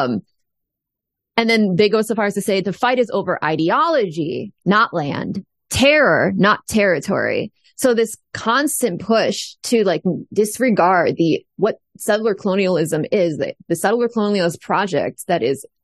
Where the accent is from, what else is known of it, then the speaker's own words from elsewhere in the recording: United States; I'm going to speak it as an American